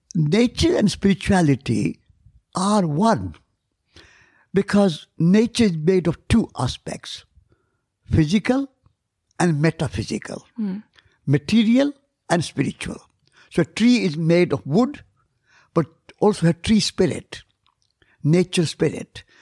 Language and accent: English; India; I'm Indian.